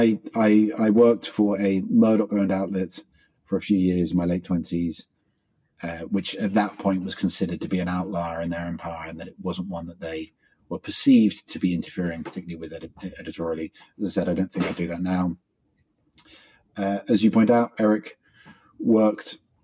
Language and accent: English; England, United Kingdom; now in Australia; I'm an Englishman.